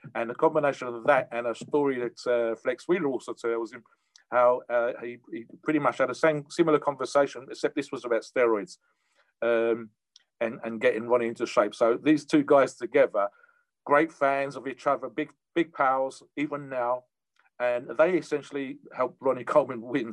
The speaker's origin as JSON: {"language": "English", "country": "United Kingdom", "said": "Me being a Brit, we don't have too much of that over here"}